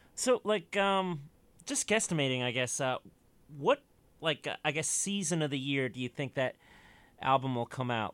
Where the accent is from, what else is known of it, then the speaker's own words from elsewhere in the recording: United States; I'm an American